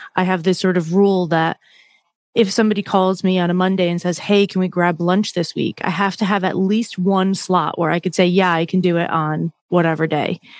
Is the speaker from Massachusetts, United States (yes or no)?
yes; Massachusetts, United States; I grew up where I grew up in Massachusetts is not too far from the beaches